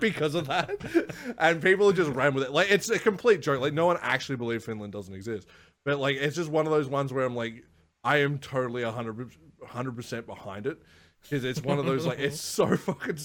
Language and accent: English; Australia; as an Australian